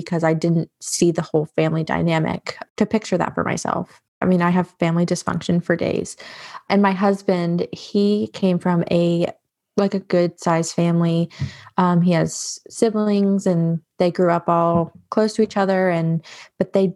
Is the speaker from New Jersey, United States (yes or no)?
no; North Carolina, United States; also born or lived in New York; I was born in New York. And so my family is, I always say I'm a Yankee raised in the South because I was very much raised with like Yankee mentality, but it was in North Carolina that I was really raised